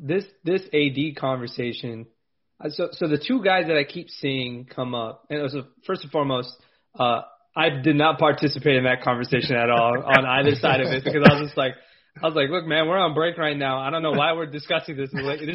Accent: Los Angeles, California, United States; I'm from LA, so I don't like talking bad about the LA guys because I'm biased that way. I'm from California

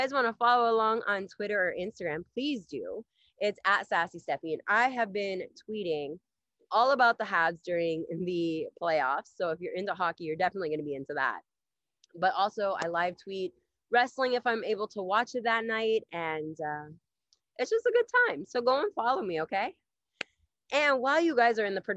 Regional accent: Ohio, United States; also born or lived in Montreal, Canada; now in Canada; I'm originally from Ohio

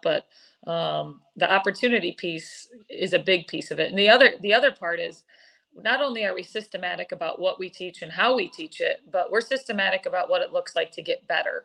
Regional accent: East Lansing, Michigan, United States; moved away; I'm from East Lansing, Eric, born and raised here

